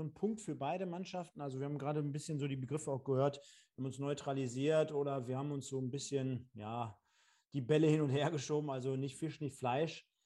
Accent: Münster, North Rhine-Westphalia, Germany; war ich im Stadion, klar als Münsteraner sowieso oder ehemaliger.

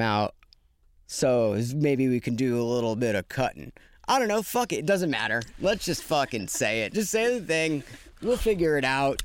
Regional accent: Tucson, Arizona, United States; now in Los Angeles, United States; I grew up in Tucson

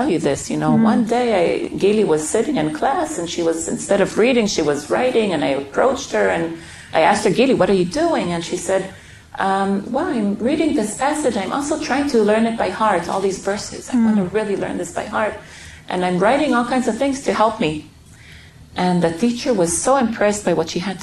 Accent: Beersheba, Southern District, Israel; also born or lived in Jerusalem; I was born in Jerusalem, and soon afterwards my parents moved to Beersheba

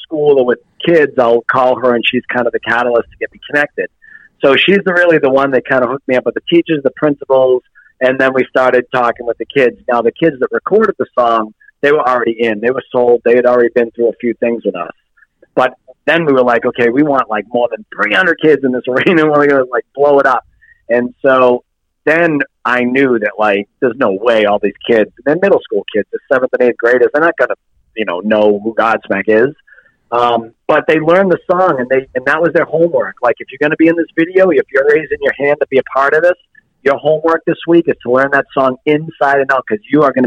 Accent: Lawrence, Massachusetts, United States; moved away as an adult; now in New Hampshire, United States; in Lawrence, Massachusetts, where I grew up

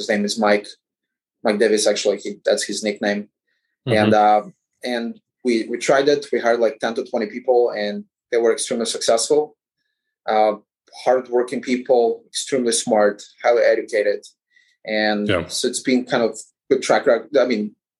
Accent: Ukraine; now in Chicago, United States; I'm originally from Ukraine

